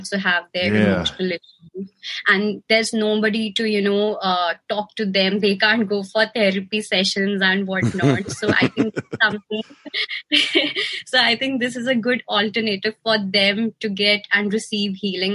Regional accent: India; I'm from India

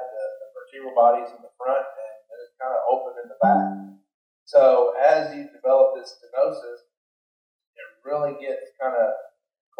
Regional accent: Danville, Kentucky, United States; I grew up in Kentucky. I grew up in Danville, Kentucky, which is a little town just south of Lexington.

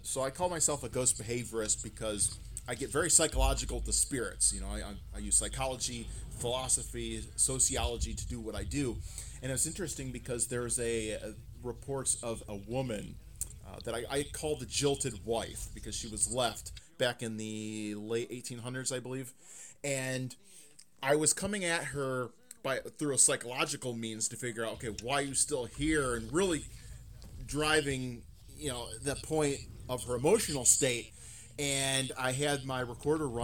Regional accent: Toledo, Ohio, United States; growing up in Toledo

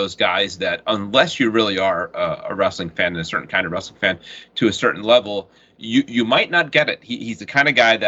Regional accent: New York, United States; growing up in New York and WWF territory

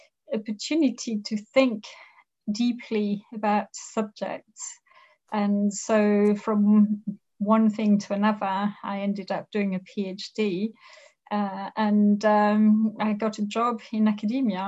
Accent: Thoissey, Auvergne-Rhône-Alpes, France; I grew up in France. I was born in France in a small town called Toisset, which is lovely. It's on the outskirts of a region called Le Beaujolais

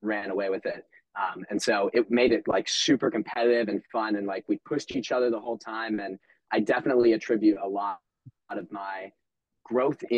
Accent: Denver, Colorado, United States; I'm originally from Denver, Colorado

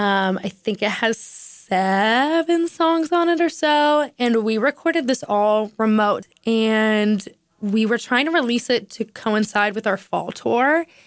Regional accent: Minneapolis, Minnesota, United States; I'm from Minneapolis originally, so I feel like that's kind of embarrassing to me.

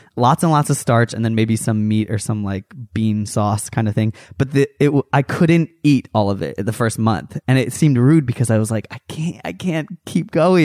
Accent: United States; an American

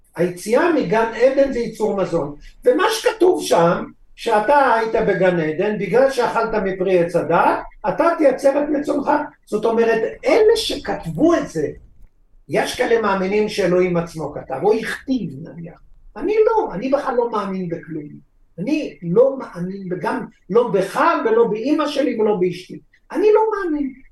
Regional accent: Israel; אני בכל זאת נולדתי פה

